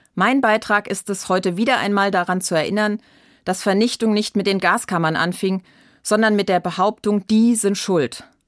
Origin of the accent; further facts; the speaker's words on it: Germany; Als Deutsche und als Christin